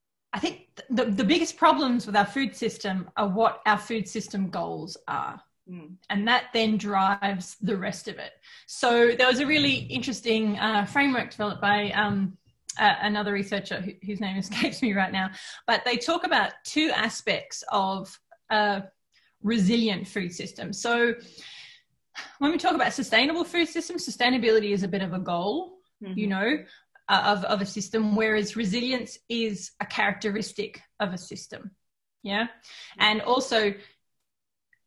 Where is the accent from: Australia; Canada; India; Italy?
Australia; moved away as an adult; now in Helsinki, Finland; I am not Finnish, I'm Australian